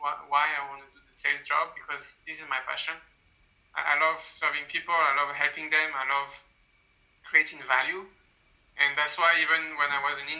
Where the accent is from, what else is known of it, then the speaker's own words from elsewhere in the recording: France; moved away as an adult; now in China; stay in France, my home country